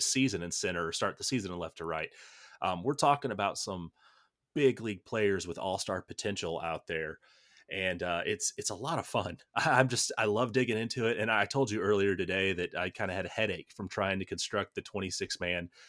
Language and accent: English; United States; as an American